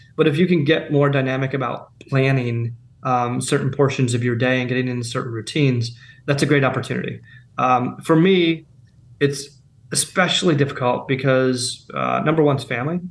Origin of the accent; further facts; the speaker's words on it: Pennsylvania, United States; now in Charleston, United States; I'm from Pennsylvania. Ben and I are from Pennsylvania originally.